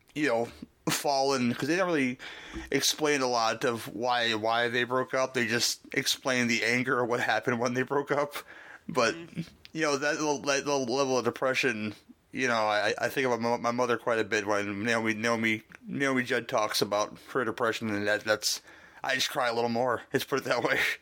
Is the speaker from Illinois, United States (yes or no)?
yes; Dolton, Illinois, United States; where I'm from Dalton, Illinois